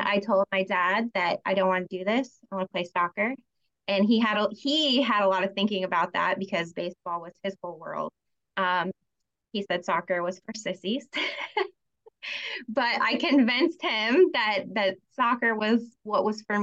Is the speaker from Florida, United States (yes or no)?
yes; Tampa, Florida, United States; moved away as an adult; also born or lived in Utah / Las Vegas, Nevada; I was born in the Tampa area.